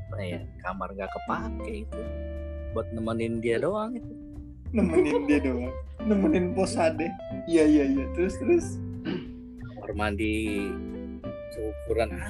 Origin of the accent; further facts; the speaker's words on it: Kalimantan, Indonesia; moved away as an adult; now in Jakarta, Indonesia; Jadi, niatlah pengen kuliah kuliah di Jakarta dari Kalimantan Jakarta kuliah di mana mau ngambil jurusan apa gitu kan bingung